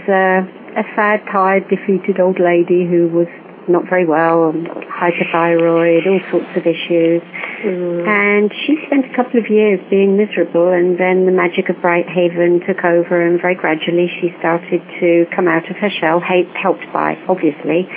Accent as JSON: {"language": "English", "region": "England", "country": "United Kingdom", "said": "I am English"}